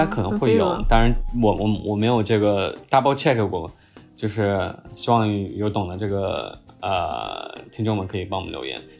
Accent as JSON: {"language": "Chinese", "region": "Chongqing", "country": "China", "said": "我可以这样讲，就是我作为一个重庆人啊，重庆夏天四十三度、四十四五度的这个高温，我们也受过，对吧？"}